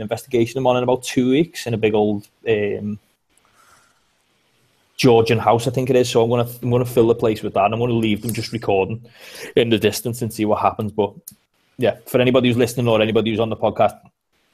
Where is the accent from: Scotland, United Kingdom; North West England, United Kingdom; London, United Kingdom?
North West England, United Kingdom; Liverpool; accent: Scouse; I'm from Liverpool